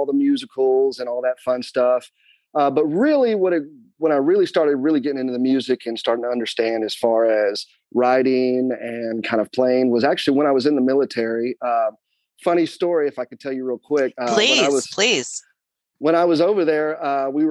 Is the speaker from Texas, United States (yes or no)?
yes; Katy, Texas, United States; also born or lived in Nashville, Tennessee; now in Bellville, United States; I grew up in Katy, where I grew up